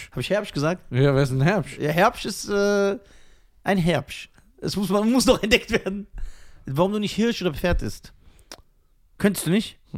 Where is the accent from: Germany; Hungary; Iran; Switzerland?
Iran; Ja, ich bin doch Iraner.